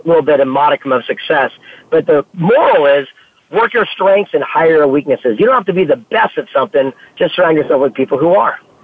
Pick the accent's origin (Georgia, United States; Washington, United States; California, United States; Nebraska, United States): California, United States; San Diego; I'm from San Diego, California